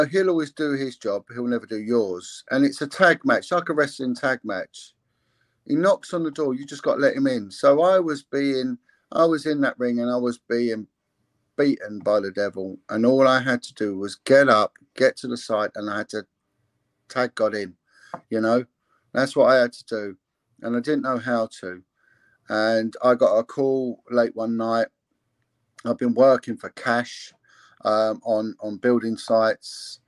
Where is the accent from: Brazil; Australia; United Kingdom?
United Kingdom; England; I'm English